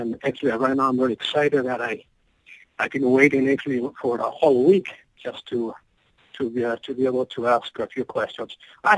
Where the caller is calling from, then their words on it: Maple Grove, Minnesota, United States; I'm calling from Minnesota, Maple Grove.